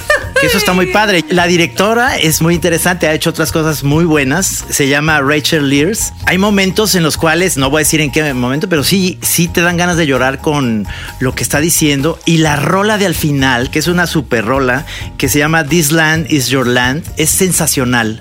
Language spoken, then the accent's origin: Spanish; Guadalajara, Jalisco, Mexico; yo que soy de Guadalajara